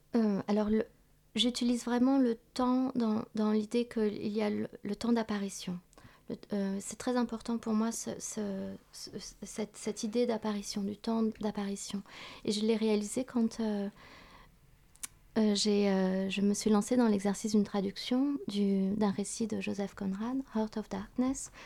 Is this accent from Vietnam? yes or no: yes; Vietnam; moved away; dans mon pays d'origine